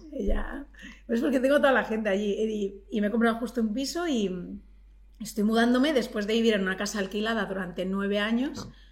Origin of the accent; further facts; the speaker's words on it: Collado Villalba, Community of Madrid, Spain; mis padres se vinieron a Madrid jóvenes y yo nací en Madrid